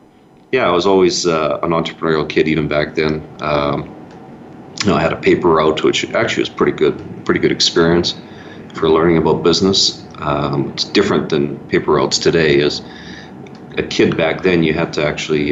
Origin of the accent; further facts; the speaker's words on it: Fort McMurray, Alberta, Canada; I was born in Prince Albert, Saskatchewan, which is one of Canada's provinces, and then I was raised in Fort McMurray, which is Canada's capital of the oil sands.